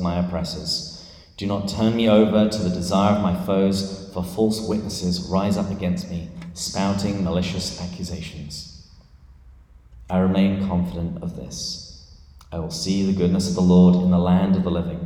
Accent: England, United Kingdom; moved away as an adult; now in San Diego, United States; this is not a San Diegan accent. I am from England, but I've lived here for, I think, about 12 years now

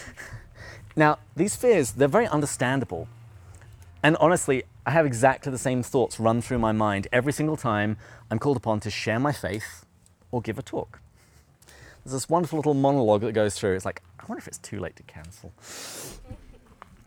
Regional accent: England, United Kingdom; I am also English

